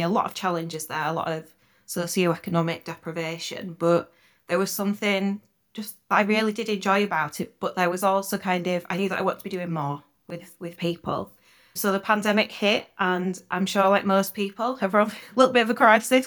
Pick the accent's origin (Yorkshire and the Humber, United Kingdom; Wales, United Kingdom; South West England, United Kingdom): Yorkshire and the Humber, United Kingdom; I spent a lot of time with my grandparents, uh, growing up in Yorkshire